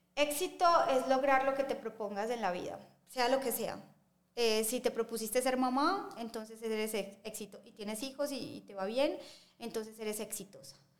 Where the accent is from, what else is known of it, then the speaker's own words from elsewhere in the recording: Medellín, Antioquia, Colombia; nosotros como, como colombianos y como paisas